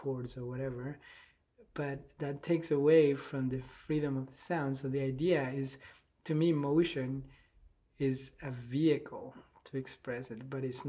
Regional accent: Bogotá, Colombia; English is a second language; moved away as an adult; now in Charlottesville, United States; I grew up in Bogota, in Colombia.

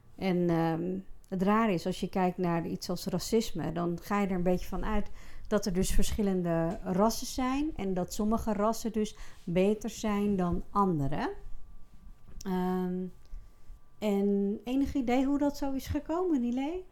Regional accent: Friesland, Netherlands; Ik ben geboren en getogen in Friesland, daar kom ik vandaan

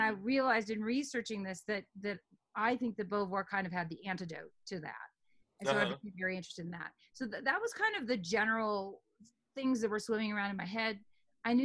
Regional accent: New York City, New York, United States; born there; I mean, I'm a woman, I was born in New York City in that year, et cetera.

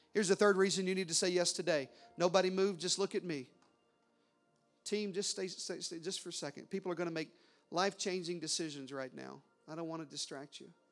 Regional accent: the South, United States; I was raised in the South.

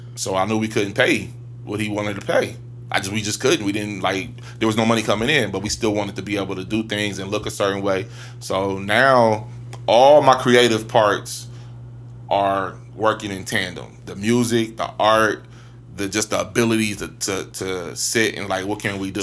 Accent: Columbus, Ohio, United States; I'm from, I'm from Ohio

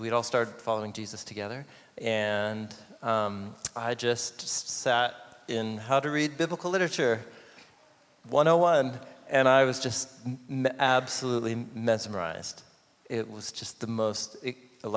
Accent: Portland, Oregon, United States; I grew up here in Portland

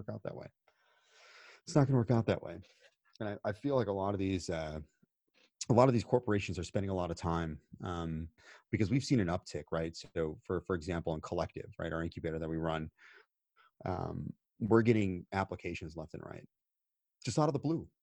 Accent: United States; I'm American

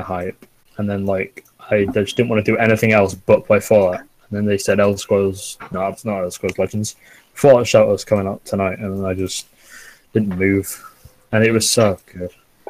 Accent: United Kingdom; accent: British; We need both British people here to balance the power.

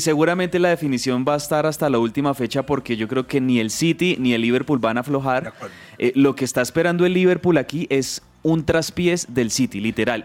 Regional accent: Colombia; somos colombianos

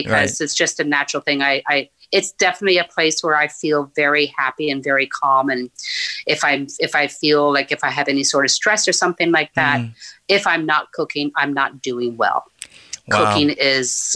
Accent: Newfoundland and Labrador, Canada; moved away as an adult; also born or lived in Nain, Labrador; now in Ottawa, Canada; our family moved down to Northern Newfoundland, where I was until I graduated high school.

